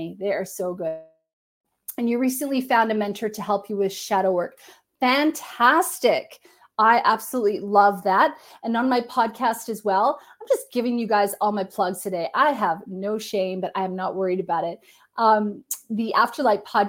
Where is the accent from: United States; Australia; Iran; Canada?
Canada; I'm Canadian